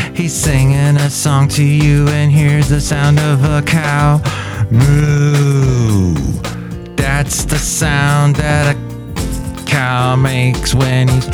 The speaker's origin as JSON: {"language": "English", "area": "San Fernando Valley", "region": "California", "country": "United States", "tie": "born or raised there", "also_born_or_lived": "Oxnard, California", "said": "we moved from the San Fernando Valley up to Oxnard."}